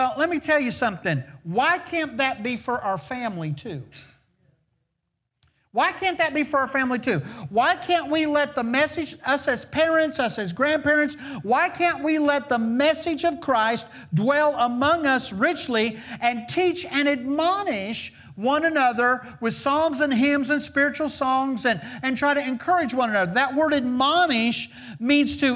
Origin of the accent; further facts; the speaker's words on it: the South, United States; we're kind of from the South